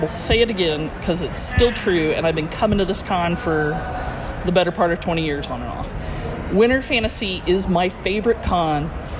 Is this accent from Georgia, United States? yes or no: yes; Atlanta, Georgia, United States; I'm from Atlanta, Georgia.